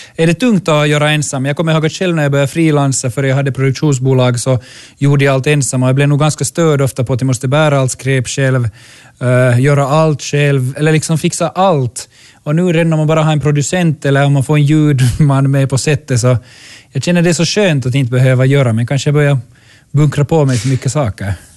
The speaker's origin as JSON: {"language": "Swedish", "town": "Kirkkonummi", "region": "Uusimaa", "country": "Finland", "tie": "born or raised there", "said": "jag växte upp i Kyrkslätt"}